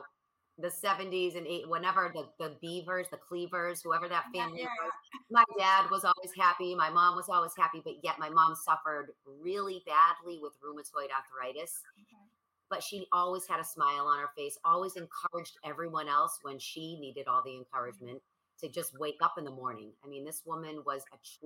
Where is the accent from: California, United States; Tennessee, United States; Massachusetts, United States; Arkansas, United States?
Massachusetts, United States; Boston; I am from Boston, so it's cold and it's freezing